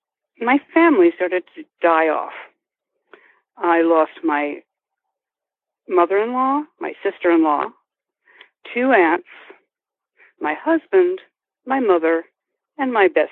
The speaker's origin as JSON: {"language": "English", "region": "New Jersey", "country": "United States", "tie": "born or raised there", "also_born_or_lived": "New York City / California", "moved": "as an adult", "lives_now": "Phoenix, United States", "said": "I'm from the East Coast. I was born in New Jersey and I was educated in New York City. I'm a graduate of the American Academy of Dramatic Arts, but that's another lifetime ago. I moved to California when I turned 40"}